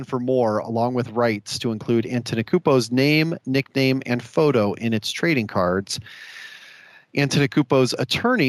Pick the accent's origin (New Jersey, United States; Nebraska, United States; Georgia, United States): Nebraska, United States; my home state of Nebraska